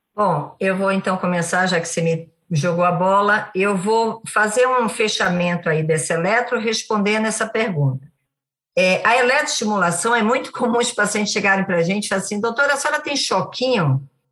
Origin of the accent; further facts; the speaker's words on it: Bahia, Brazil; eu sou baiana